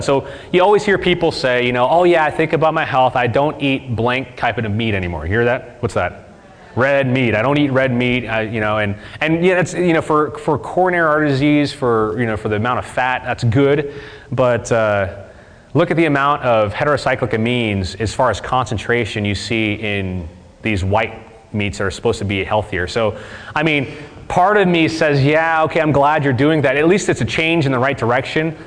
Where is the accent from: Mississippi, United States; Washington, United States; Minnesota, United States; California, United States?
Mississippi, United States; We're from Mississippi